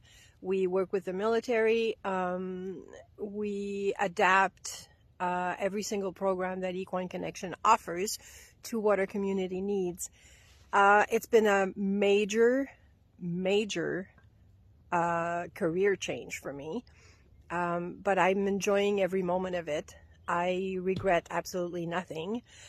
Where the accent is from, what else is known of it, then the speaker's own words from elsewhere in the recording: Quebec, Canada; I'm from Quebec, Canada.